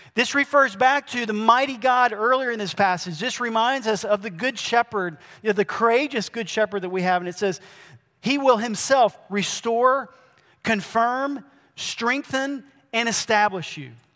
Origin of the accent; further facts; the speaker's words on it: Georgia, United States; also born or lived in Brazil; I grew up mainly here in Georgia. I did spend a long time in Brazil